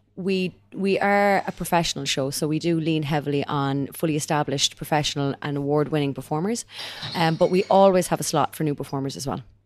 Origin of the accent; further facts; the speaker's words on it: Ireland; we're Irish